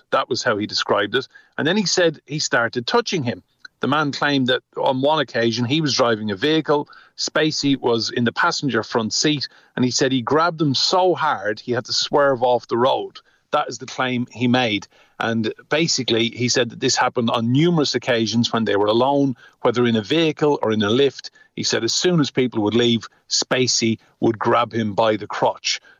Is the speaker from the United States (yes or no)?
no; Ireland; as an Irishman